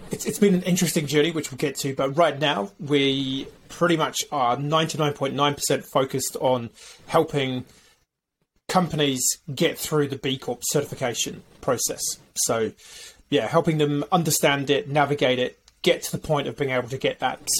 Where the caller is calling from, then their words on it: New Zealand; I'm calling in from New Zealand or um, culturally, I'm half Welsh, so Shwmae.